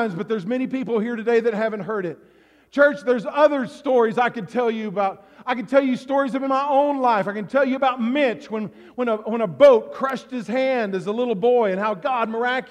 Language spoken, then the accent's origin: English; the South, United States; now in Alaska, United States; I grew up in the South